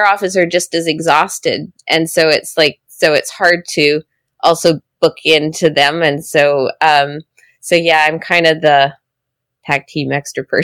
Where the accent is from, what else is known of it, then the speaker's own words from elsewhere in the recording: Vernon, British Columbia, Canada; also born or lived in Cloverdale; I was raised in Vernon